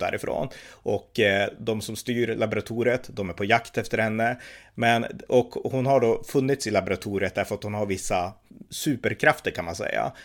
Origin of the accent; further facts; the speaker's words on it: Sweden; när man satt i Sverige